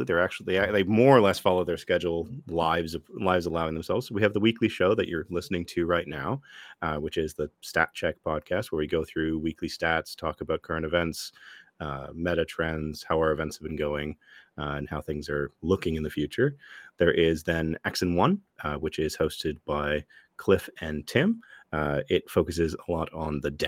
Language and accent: English; Ottawa, Ontario, Canada; here in my hometown of Ottawa